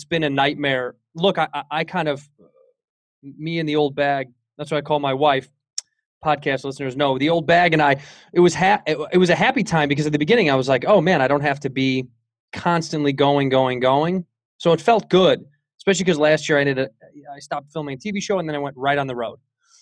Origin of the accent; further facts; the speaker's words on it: Chicago, Illinois, United States; now in Los Angeles, United States; I'm from Chicago.